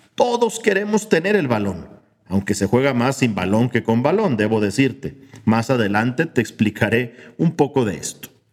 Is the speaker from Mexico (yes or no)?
yes; Mexico; como mexicanos